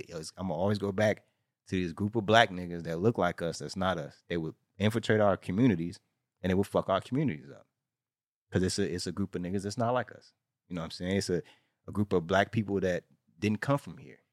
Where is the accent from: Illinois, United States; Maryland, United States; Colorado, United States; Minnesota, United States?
Illinois, United States; Chicago; now in California, United States; I'm from Chicago, and I came out here in 1992, and my family all GDs.